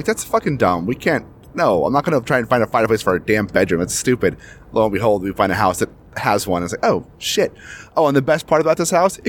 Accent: Kitsap County, Washington, United States; moved away as an adult; now in King County, United States; We're from Kitsap. We're used to that, and we're now in King County.

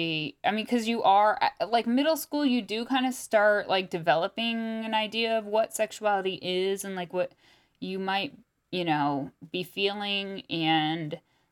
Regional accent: Topeka, Kansas, United States; Especially growing up in Topeka.

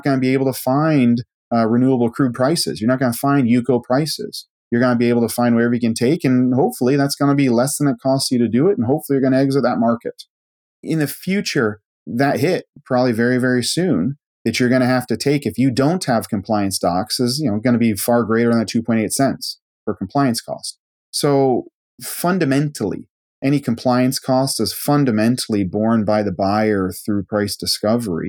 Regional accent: Iowa, United States; moved away; also born or lived in Scotland; And I'm from a small town in Iowa. And so there's 26 kids in my high school class

